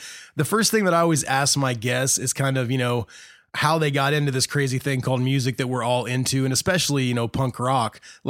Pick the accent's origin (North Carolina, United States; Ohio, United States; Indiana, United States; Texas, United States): Indiana, United States; Muncie; Muncie, my hometown where I live